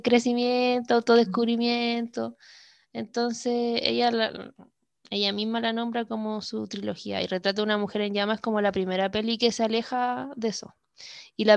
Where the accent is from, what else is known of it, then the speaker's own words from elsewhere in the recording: Iquique, Tarapacá, Chile; Iquique, Chile, mi ciudad natal